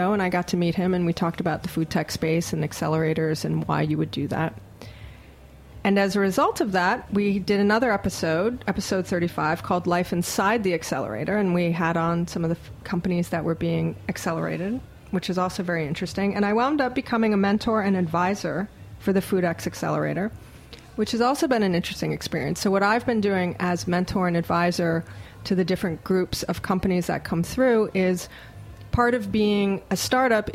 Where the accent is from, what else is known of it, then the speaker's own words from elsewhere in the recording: Hawaii, United States; moved away; I'm actually born and raised in Hawaii